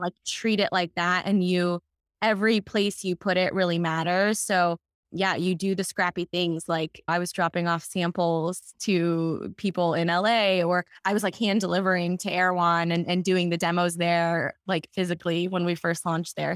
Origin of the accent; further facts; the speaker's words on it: Texas, United States; now in Los Angeles, United States; growing up in Texas and now being in Los Angeles